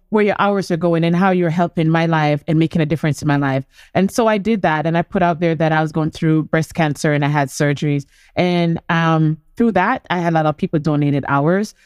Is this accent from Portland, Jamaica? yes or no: yes; Portland, Jamaica; I'm from country, I've come from Portland